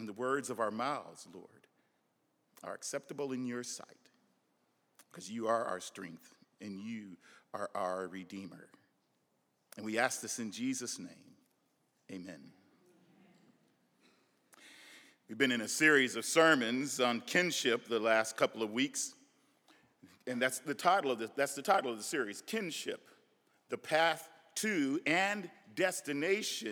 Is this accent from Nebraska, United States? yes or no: yes; Nebraska, United States; I'm from Nebraska. We have a different dialect